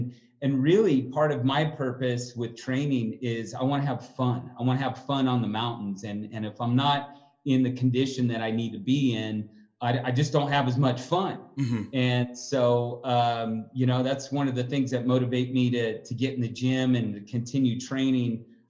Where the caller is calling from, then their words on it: Denver, Colorado, United States; I'm calling in from Denver, Colorado.